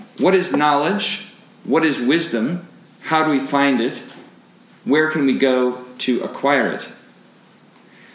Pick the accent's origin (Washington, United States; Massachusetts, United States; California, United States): Washington, United States; Seattle; for me, growing up in Seattle